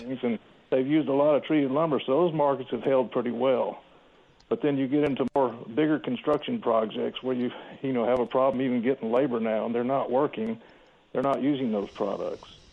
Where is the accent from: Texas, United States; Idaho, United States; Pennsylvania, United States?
Texas, United States; Houston; also born or lived in Nacogdoches, Texas; I grew up in Houston, Texas